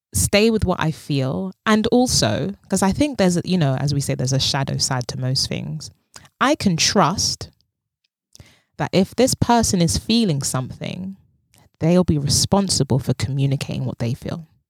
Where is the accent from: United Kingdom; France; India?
United Kingdom; London; I speak as a black woman of West African descent who was born and raised in London